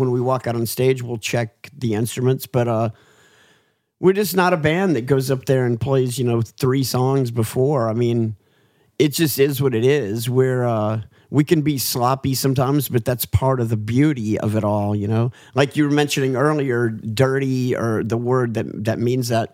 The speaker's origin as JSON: {"language": "English", "region": "the South", "country": "United States", "said": "we're from America. We're from the South."}